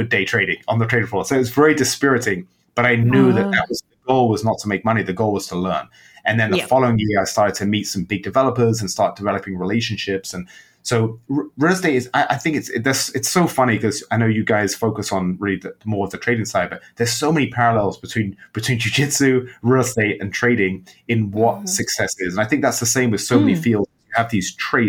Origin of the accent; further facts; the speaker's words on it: London, United Kingdom; moved away as an adult; also born or lived in Amsterdam / New York; now in Chicago, United States; When I was young and growing up in England